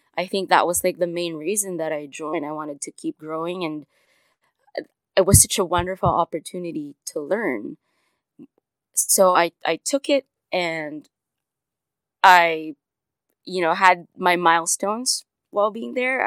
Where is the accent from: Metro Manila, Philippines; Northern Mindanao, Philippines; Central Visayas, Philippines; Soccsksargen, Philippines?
Metro Manila, Philippines; Manila; I was born and raised in Manila, Philippines.